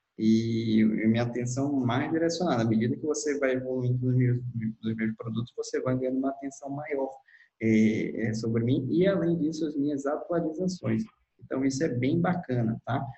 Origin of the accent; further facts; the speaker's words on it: Manaus, Amazonas, Brazil; eu sou de Manaus, atuo aqui na região